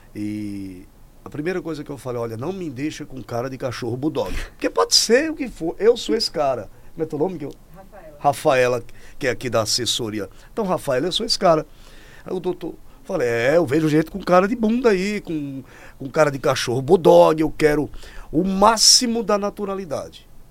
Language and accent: Portuguese; Natal, Rio Grande do Norte, Brazil; moved away; lá da minha terra de Natal. Sou lá de Natal, nasci no interior